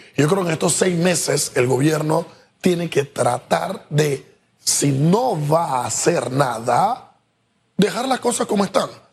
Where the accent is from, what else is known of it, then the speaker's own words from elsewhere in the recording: Panama; nosotros como pueblo panameño